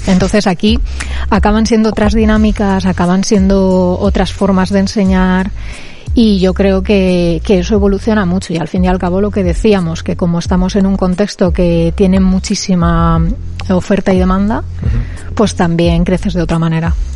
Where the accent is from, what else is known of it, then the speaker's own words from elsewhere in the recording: Cuenca, Castilla-La Mancha, Spain; moved away as an adult; now in Bilbao, Spain; donde yo vengo, que es Cuenca